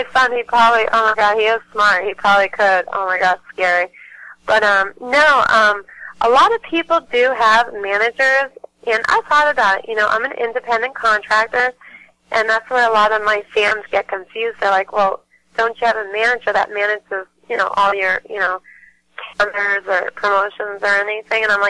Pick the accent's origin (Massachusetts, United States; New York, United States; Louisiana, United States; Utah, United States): Massachusetts, United States; I'm from Mass